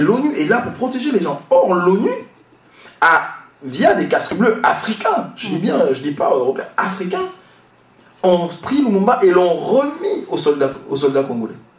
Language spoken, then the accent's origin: French; Gabon; mon pays, le Gabon, parce que je suis gabonais.